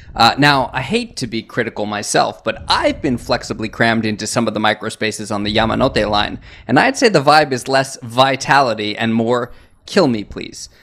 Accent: United States; moved away as an adult; now in Japan; as an American, I've been in Japan for 16 years now

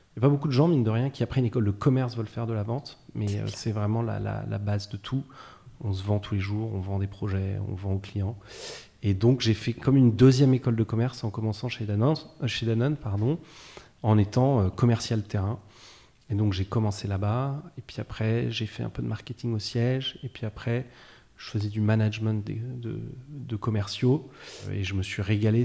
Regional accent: Versailles, Île-de-France, France; moved away as an adult; also born or lived in Paris; now in Nantes, France; j'ai grandi euh, essentiellement à Versailles, à côté de Paris

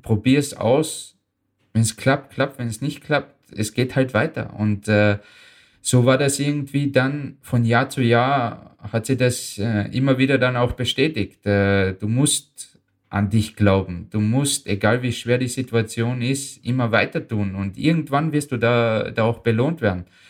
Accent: Austria; German is a second language; also born or lived in Bosnia and Herzegovina; ich fühle mich als Österreicher.

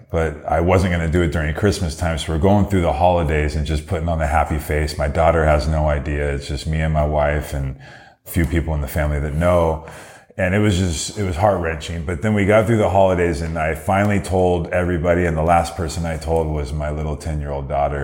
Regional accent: Downey, California, United States; Downey is my hometown

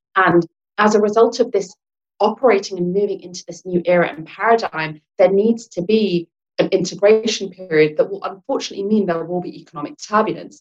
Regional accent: England, United Kingdom; accent: British; I'm born and brought up in England, I'm English Lankan

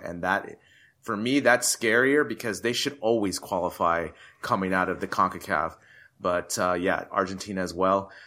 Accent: United States; me being American

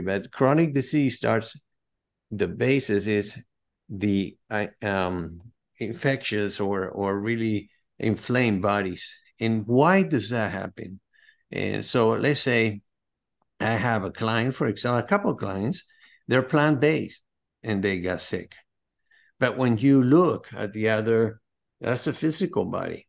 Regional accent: Caracas, Capital District, Venezuela; now in United States; I'm originally from South America, Caracas, Venezuela, but I've been in the States since nineteen seventy-eight

